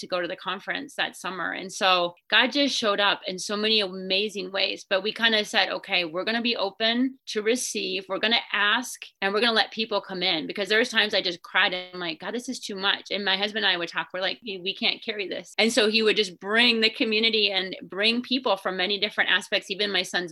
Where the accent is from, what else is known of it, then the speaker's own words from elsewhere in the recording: Minnesota, United States; I grew up in Minnesota